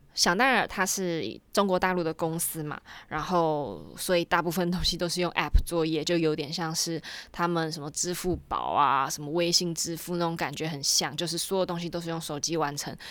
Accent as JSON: {"language": "Chinese", "country": "Taiwan", "said": "身为一个台湾人"}